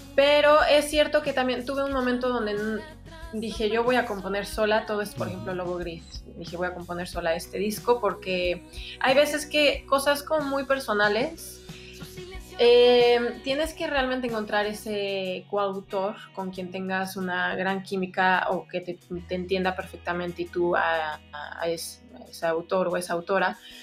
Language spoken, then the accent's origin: Spanish; Mexico; moved away as an adult; also born or lived in Mexico City; cuando me regresé a vivir a, México, me fui a la Ciudad de México